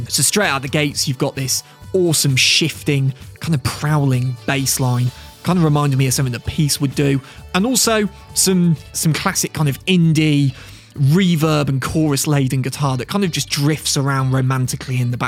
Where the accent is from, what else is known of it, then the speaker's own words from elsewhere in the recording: Midlands, United Kingdom; I'm from the Midlands. I'm a Midlands lad. I live not too far from Worcester.